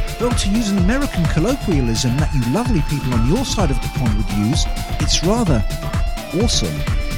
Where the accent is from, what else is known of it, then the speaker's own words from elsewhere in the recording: United Kingdom; you've probably guessed from my accent that I'm a Brit.